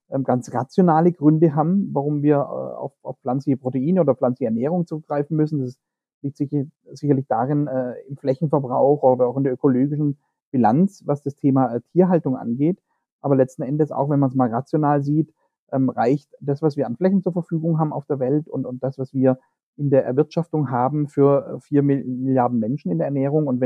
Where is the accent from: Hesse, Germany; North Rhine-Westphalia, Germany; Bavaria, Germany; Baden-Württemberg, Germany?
Baden-Württemberg, Germany; das man äh, unschwer an meinem Ak Akzent zu erkennen in Baden-Württemberg findet.